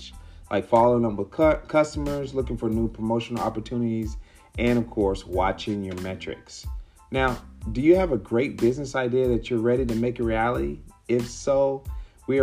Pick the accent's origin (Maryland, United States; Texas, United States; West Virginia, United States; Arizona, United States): Texas, United States; Mesquite; also born or lived in Dallas; my hometown. Mesquite, Texas is right next to Dallas.